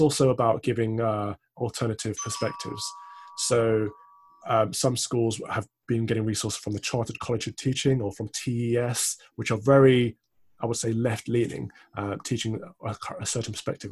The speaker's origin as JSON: {"language": "English", "region": "Midlands", "country": "United Kingdom", "said": "I'm also from the Midlands."}